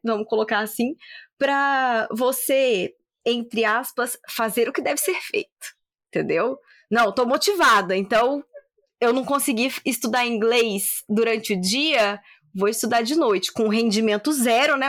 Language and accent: Portuguese; Espírito Santo, Brazil; now in Campinas, Brazil; eu sou capixaba